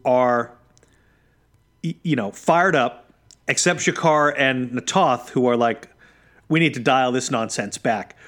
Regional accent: New England, United States; I was born in New England

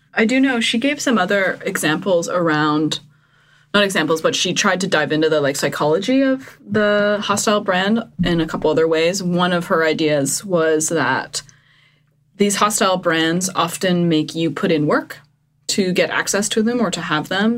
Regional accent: Eastern Canada, Canada; I'm from Eastern Canada where we would have like a huge pot on the beach full of 40 lobsters

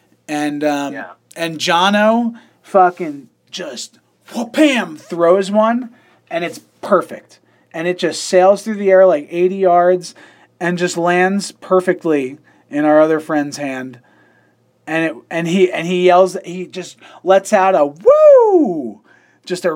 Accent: New York, United States; I'm a city boy. I'm from New York

